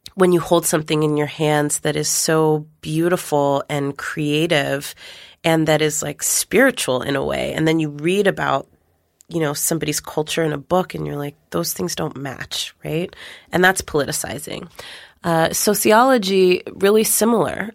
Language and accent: English; West Coast, United States; growing up on the West Coast